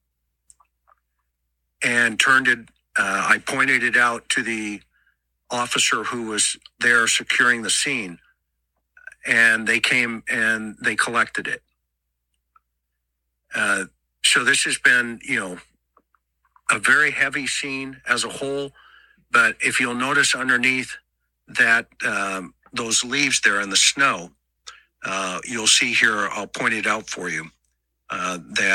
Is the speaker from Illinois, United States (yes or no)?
no; Southern California, United States; I'm from Southern California, and we know the value of gloves